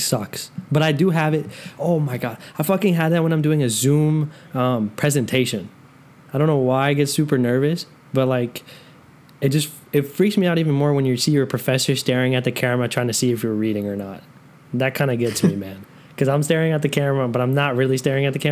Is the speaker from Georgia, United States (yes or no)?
yes; Atlanta area, Georgia, United States; I live in like 45 minutes away from downtown Atlanta, but we still like to say we're from Atlanta just because it sounds cool.